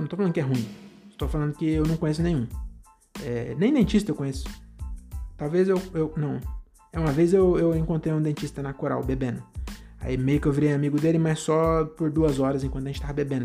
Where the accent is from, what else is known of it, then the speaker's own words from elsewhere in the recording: Francisco Morato, São Paulo, Brazil; now in Cajamar, Brazil; eu nasci e cresci é, em Morato, né? Francisco Morato